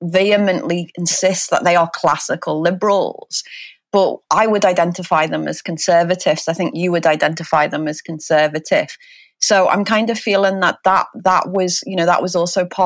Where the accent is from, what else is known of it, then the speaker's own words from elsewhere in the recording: Liverpool, North West England, United Kingdom; I'm from England, I'm a Liverpoolian.